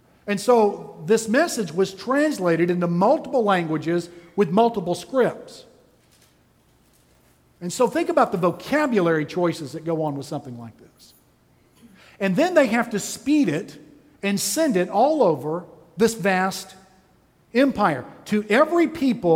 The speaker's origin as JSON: {"language": "English", "region": "Texas", "country": "United States", "said": "I'm from Texas"}